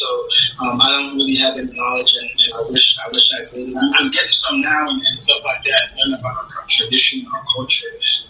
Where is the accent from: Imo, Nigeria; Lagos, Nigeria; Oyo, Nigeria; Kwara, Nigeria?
Imo, Nigeria; moved away; also born or lived in Enugu, Nigeria; Like, I was born in Nigeria. And I was born in Enugu, who grew up in Imo.